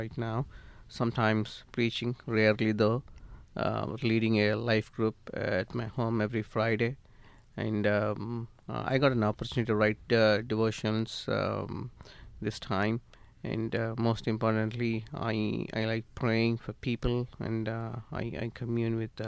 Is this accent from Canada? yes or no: no; India; moved away as an adult; now in United States; I'm from India. I was born and brought up in India